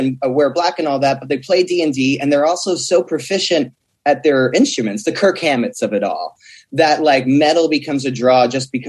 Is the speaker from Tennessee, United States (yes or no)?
no; Jackson, New Jersey, United States; growing up in Central Jersey, it's suburban and partly rural too